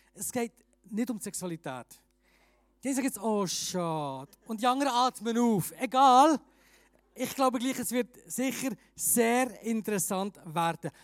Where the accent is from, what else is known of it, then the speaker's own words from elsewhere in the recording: Bern, Switzerland; moved away as an adult; also born or lived in Graubünden; now in Chur, Switzerland; ich bin ursprünglich Berner